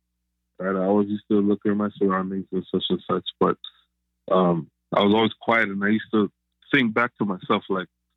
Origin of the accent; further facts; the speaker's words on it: Canada; I am Canadian-Jamaican, so first-generation Canadian